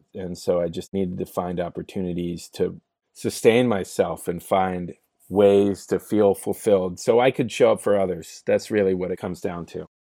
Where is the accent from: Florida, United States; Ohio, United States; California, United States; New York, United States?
California, United States; San Francisco; moved away as an adult; now in Sherman Oaks, United States; I grew up in the Bay Area in San Francisco, actually. One of the rare few folks that have been born and raised in San Francisco.